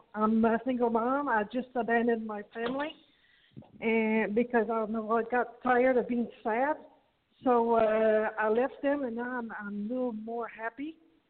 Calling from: Long Island, New York, United States; in Long Island.

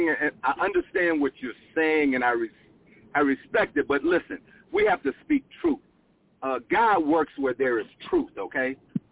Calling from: Phoenix, Arizona, United States; I'm calling from Phoenix, Arizona.

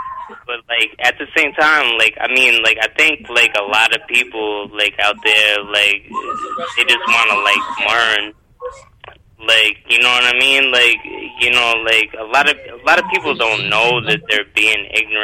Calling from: Albany, New York, United States; I'm calling from Albany, New York.

